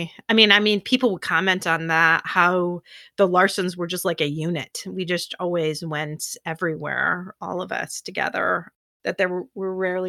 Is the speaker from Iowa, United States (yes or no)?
yes; Iowa, United States; I'm from Iowa.